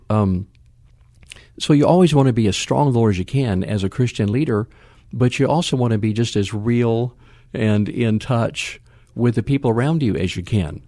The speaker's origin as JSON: {"language": "English", "region": "West Coast", "country": "United States", "tie": "born or raised there", "moved": "yes", "lives_now": "San Antonio, United States", "said": "born on the East Coast, raised on the West Coast"}